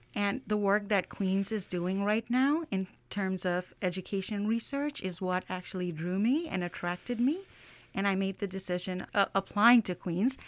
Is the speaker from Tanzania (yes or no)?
no; Bangladesh; moved away as an adult; also born or lived in United States; now in Canada; I am from Bangladesh